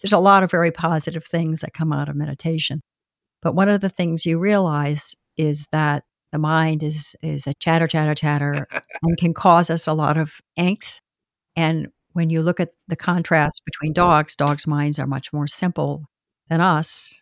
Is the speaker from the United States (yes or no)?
yes; Boston, Massachusetts, United States; moved away as an adult; now in Southern Pines, United States; I'm actually from Boston. really a northerner, but I came down here